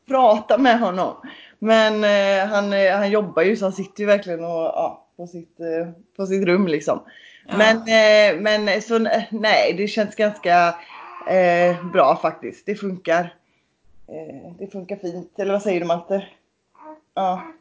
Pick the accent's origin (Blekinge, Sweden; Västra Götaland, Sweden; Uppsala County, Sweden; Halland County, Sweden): Halland County, Sweden; Kungsbacka; i Kungsbacka där jag är ifrån